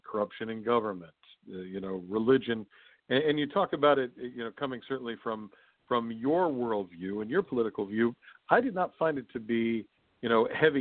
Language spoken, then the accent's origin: English; West Virginia, United States; my home state of West Virginia